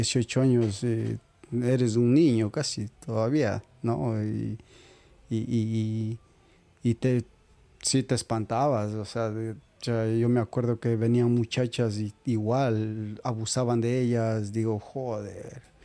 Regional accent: Riobamba, Chimborazo, Ecuador; moved away as an adult; yo vengo de Riobamba.

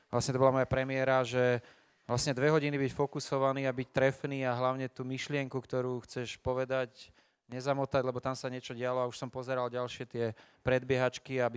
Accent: Slovakia; však my sme Slováci

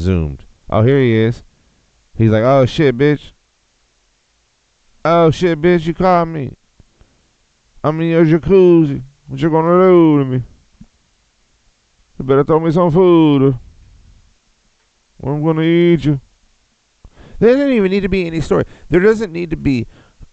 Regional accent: Texas, United States; now in Austin, United States

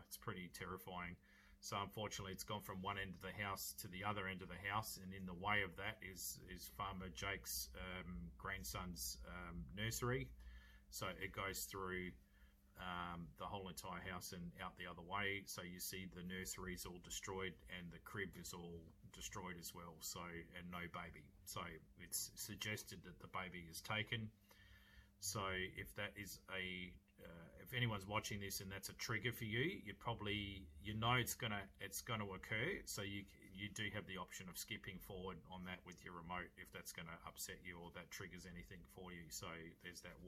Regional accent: Australia; accent: Australian; I'm an Aussie

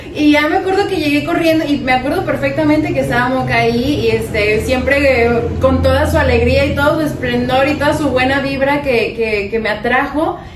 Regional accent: Guadalajara, Jalisco, Mexico; now in Los Angeles, United States; como tapatíos

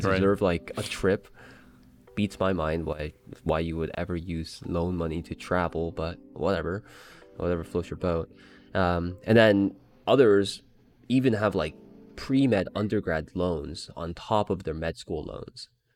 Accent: Canada; I'm Canadian

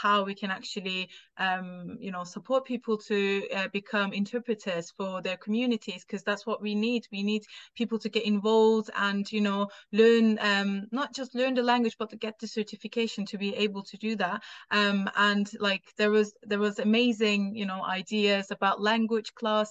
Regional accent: Turkey; English is a second language; now in United Kingdom; I'm not from here. I'm from Turkey.

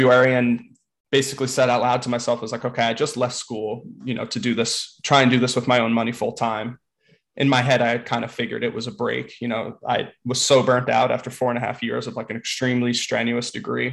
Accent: East Windsor, New Jersey, United States; moved away as an adult; now in New York, United States; I'm from New Jersey originally, born and raised right outside of Princeton, East Windsor, New Jersey

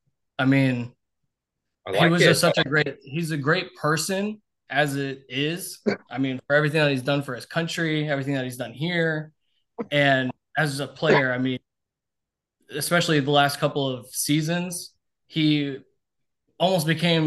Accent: Tampa, Florida, United States; I'm born and raised in Tampa.

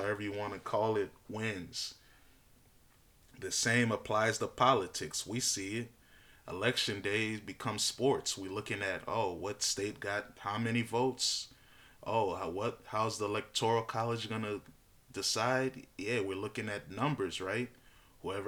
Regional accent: United States; I'm an American. I'm born and raised here

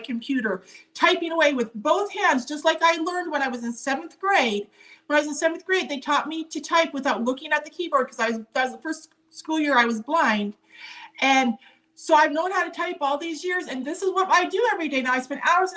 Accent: Montana, United States; growing up in Montana, as the oldest of four girls in a farming and ranching community

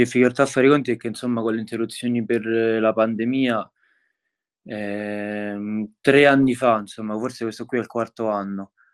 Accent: Tivoli, Lazio, Italy; mi sono trasferito insomma qui da piccolo perché non sono originario di Tivoli

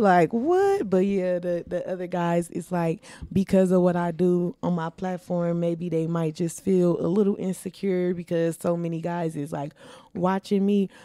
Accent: Milwaukee, Wisconsin, United States; I was born and raised here in Milwaukee, Wisconsin

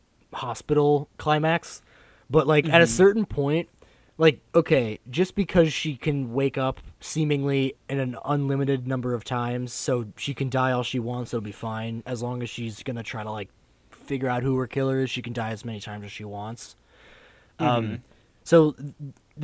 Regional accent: United States; we experience as like American students

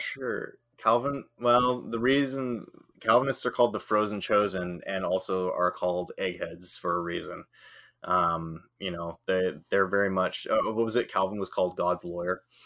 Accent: Northern Ireland, United Kingdom; I'm from, I'm Northern Irish

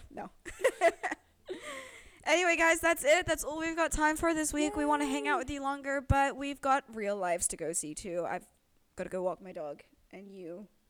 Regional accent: United Kingdom; I can't do a diaper situation or even act like a baby because I am too British, too refined.

